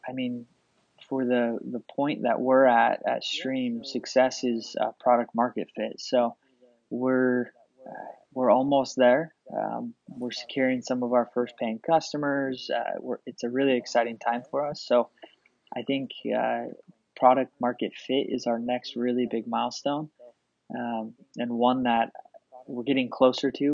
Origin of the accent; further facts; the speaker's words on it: Portland, Oregon, United States; I'm from Portland, Oregon.